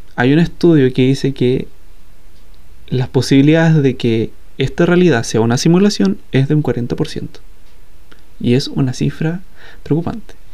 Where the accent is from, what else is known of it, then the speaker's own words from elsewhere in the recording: Chile; somos los chilenos